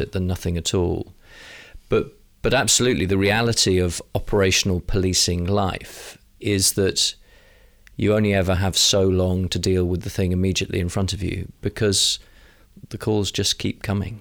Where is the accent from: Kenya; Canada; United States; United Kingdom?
United Kingdom; London; as a Londoner